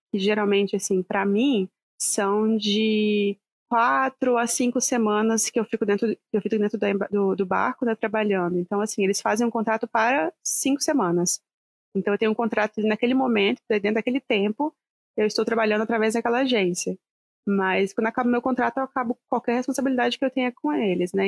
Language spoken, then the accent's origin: Portuguese; Vitória, Espírito Santo, Brazil; moved away as an adult; na época eu ainda morava no Brasil, morava no Vitória, no Espírito Santo